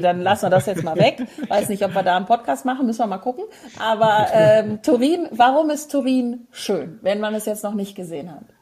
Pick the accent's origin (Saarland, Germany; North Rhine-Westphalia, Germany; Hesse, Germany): Hesse, Germany; Frankfurt; aus Frankfurt, wo ich geboren bin